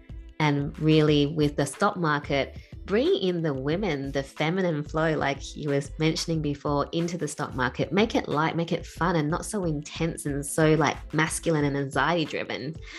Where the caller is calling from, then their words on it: Perth, Western Australia, Australia; I am joining you from Perth in Australia, so very far away from where you are.